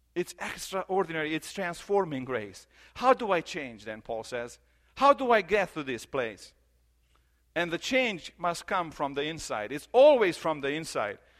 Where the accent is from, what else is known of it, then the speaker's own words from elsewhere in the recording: Romania; moved away; I grew up in Romania in the church